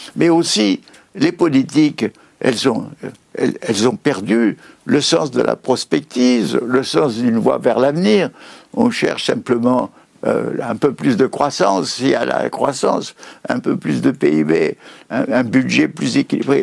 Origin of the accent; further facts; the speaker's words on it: Paris, Île-de-France, France; Je suis né en 1921 à Paris